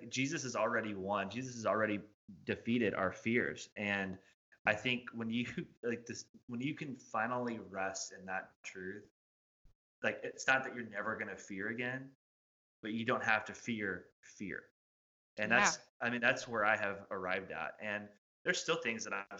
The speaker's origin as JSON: {"language": "English", "region": "Indiana", "country": "United States", "moved": "as an adult", "lives_now": "Bowling Green, United States", "said": "I'm from Indiana, which is where we moved from"}